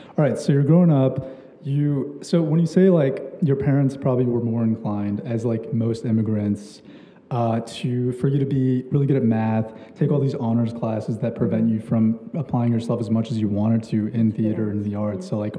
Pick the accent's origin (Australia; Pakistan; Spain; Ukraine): Pakistan; born there; I was also born in my, and I was born in Pakistan, actually.